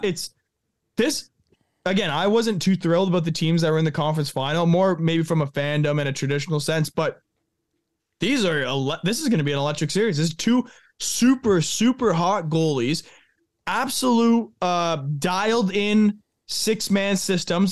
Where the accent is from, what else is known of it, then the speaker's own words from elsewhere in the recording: Thunder Bay, Ontario, Canada; also born or lived in Rochester; I'm from, born and raised Thunder Bay.